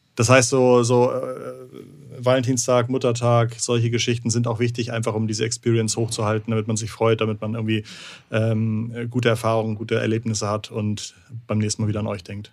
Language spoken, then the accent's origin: German; Hamburg, Germany; als Hamburger